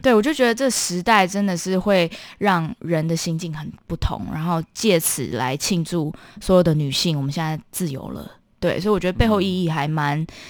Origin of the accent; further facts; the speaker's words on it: Taiwan; 我是从小在台湾接受古典音乐教育的